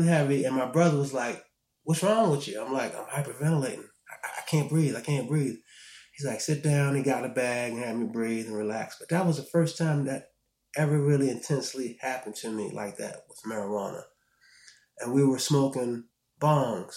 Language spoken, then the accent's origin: English; Baltimore, Maryland, United States; also born or lived in Morgantown, West Virginia; I grew up in Baltimore, Maryland